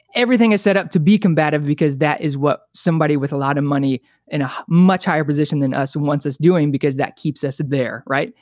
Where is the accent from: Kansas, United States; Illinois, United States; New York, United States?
Illinois, United States; Bethalto; moved away as an adult; now in California, United States; I was born and raised in a town called Bathalto, Illinois, like twenty-five minutes outside of Saint Louis